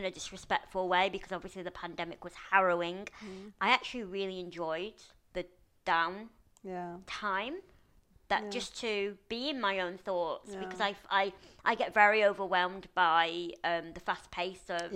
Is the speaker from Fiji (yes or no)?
no; Lancashire, North West England, United Kingdom; now in London, United Kingdom; my friend Nathan, who I grew up with in Lancashire